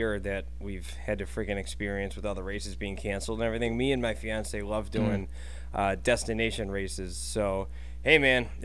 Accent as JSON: {"language": "English", "town": "Buffalo", "region": "New York", "country": "United States", "tie": "born or raised there", "moved": "as an adult", "lives_now": "Texas, United States", "said": "I'm from Buffalo, grew up there and moved to Texas 2 years ago."}